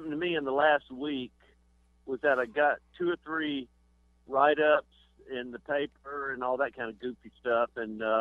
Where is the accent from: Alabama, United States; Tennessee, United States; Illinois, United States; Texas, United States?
Alabama, United States; I'm from Alabama, so I talk funny.